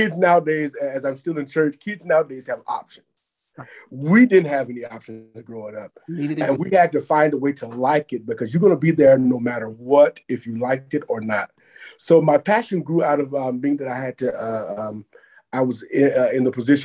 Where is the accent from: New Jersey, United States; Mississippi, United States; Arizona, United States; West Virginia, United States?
Mississippi, United States; Pascagoula; I grew up in Pascagoula, Mississippi